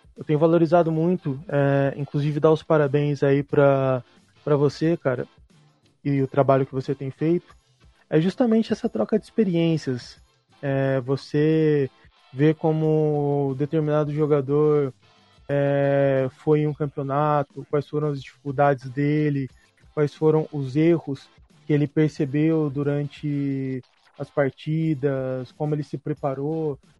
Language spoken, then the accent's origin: Portuguese; Mogi Mirim, São Paulo, Brazil; eu sou de, de natural de, de Mojimirim